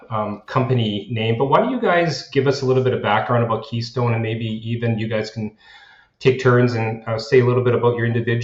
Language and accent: English; Canada; we are from Canada